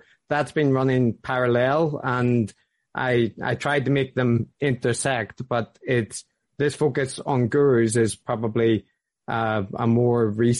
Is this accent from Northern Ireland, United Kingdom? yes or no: yes; Belfast, Northern Ireland, United Kingdom; accent: Belfast; Many things, but probably the most notable is it's Northern Irish. Like I grew up in Belfast, so primarily it's a Belfast accent.